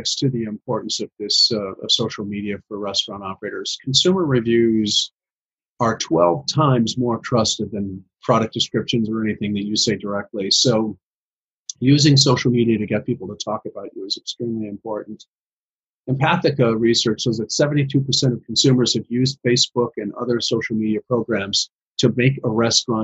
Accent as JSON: {"language": "English", "region": "Midwest", "country": "United States", "said": "I'm from the Midwest, and we're cold up here, so I talk kind of fast"}